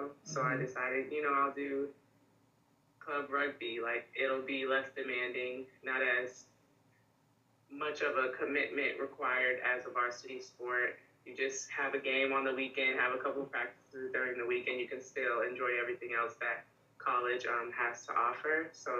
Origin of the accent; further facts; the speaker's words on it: Charlotte, North Carolina, United States; also born or lived in Beaufort, South Carolina; I'm from Charlotte, North Carolina. I was born in Beaufort, South Carolina, but my dad was in the military, so we moved around a lot before we finally kind of settled in Charlotte